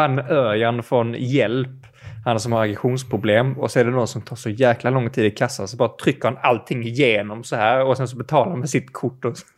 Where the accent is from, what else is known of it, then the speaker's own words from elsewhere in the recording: Skåne, Sweden; jag kommer från Skåne